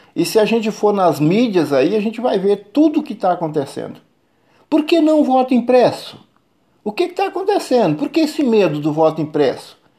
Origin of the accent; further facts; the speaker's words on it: Brazil; sou brasileiro, nasci no Brasil, cresci no Brasil, tenho 59 anos aqui no Brasil, nunca saí para fora